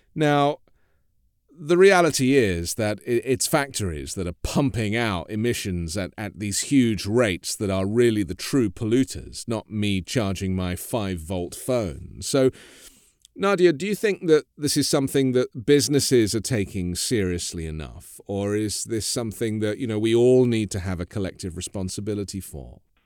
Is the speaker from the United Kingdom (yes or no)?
yes; United Kingdom; now in United States; as a British person living in America.